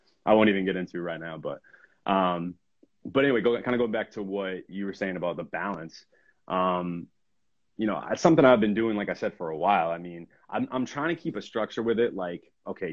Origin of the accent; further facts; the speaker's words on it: Danvers, Massachusetts, United States; I'm from Danvers